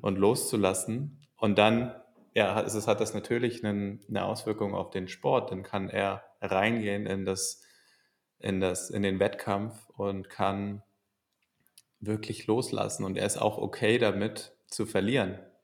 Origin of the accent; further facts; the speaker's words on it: Hamburg, Germany; also born or lived in England / Valencia / Chicago; ich bin in Hamburg geboren und bin aber auch oft mal weg gewesen in der Schulzeit für ein Schuljahr in England